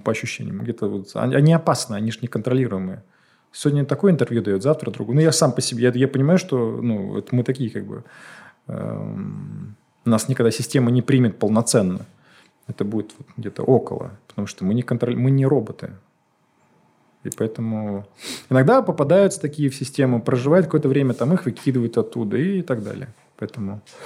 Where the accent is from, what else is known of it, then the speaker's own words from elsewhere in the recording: Moscow, Russia; я не москвич, да, я там в 6 лет сюда приехал